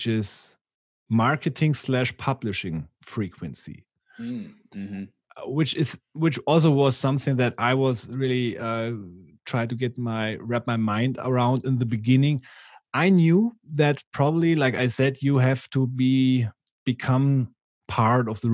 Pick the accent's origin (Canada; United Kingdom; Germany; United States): Germany; Bavaria; accent: Bavarian English; English is a second language; my stupid Bavarian English